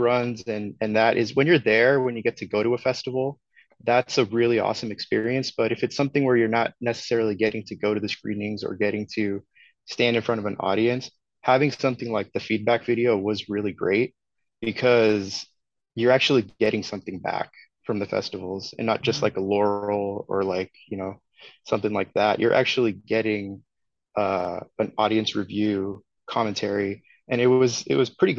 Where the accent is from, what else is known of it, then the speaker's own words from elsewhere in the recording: Redwood City, California, United States; Redwood City, which is my hometown